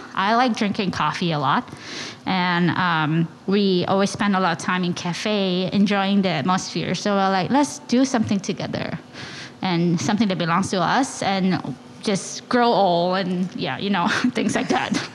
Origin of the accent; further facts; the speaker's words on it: Klang, Selangor, Malaysia; moved away as an adult; now in New York, United States; I'm born and raised in Malaysia